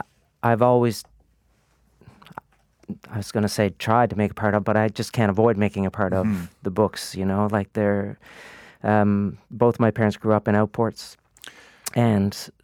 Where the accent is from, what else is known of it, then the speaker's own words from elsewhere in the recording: Buchans, Newfoundland and Labrador, Canada; Well, it's funny because Buchan's, my hometown, is pretty much the geographical center of Newfoundland, right?